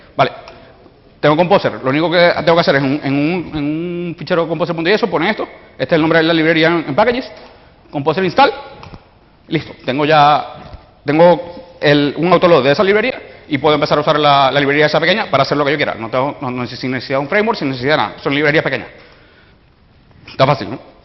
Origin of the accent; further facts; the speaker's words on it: Venezuela; soy venezolano, por si notan el acento